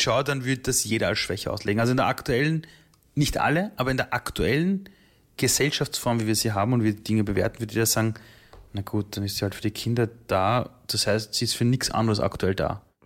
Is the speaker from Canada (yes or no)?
no; Vienna, Austria; also born or lived in Iran; ich war drei Jahre alt bei der Flucht. Mhm. Und dann wächst du heran als kleines Kind in Österreich, zuerst im Flüchtlingsheim, dann in Wien